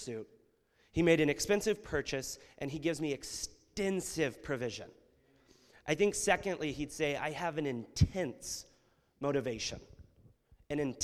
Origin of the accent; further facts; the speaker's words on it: United States; We as Americans